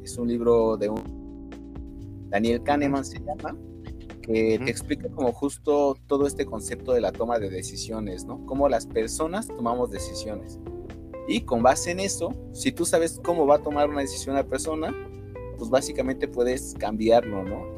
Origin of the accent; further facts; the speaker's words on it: Mexico City, Mexico; Yo soy de aquí Ciudad de México. Mm, eh, toda mi vida he estado en Ciudad de México.